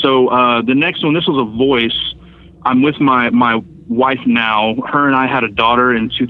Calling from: Fort Worth, Texas, United States; from Fort Worth, Texas.

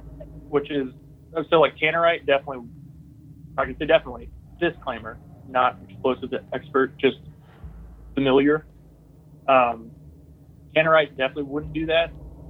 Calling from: Texas, United States; It's … from Texas.

